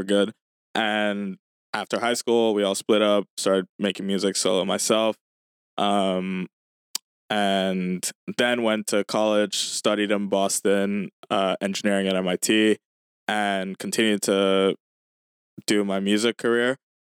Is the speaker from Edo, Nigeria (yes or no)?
no; Lagos, Nigeria; Yeah, so I grew up in Lagos, Nigeria.